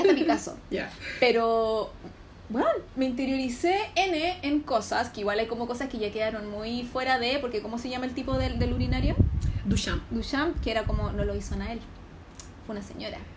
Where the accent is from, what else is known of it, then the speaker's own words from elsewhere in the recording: Santiago, Santiago Metropolitan Region, Chile; Yo soy de Conchalís. entonces yo siempre, a mí siempre mis compañeros en el colegio, en el liceo, uno, yo en el uno ando en el colegio de mi comuna